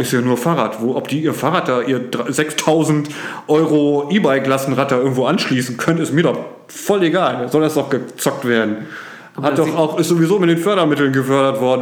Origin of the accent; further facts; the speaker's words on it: Oldenburg, Lower Saxony, Germany; als Oldenburger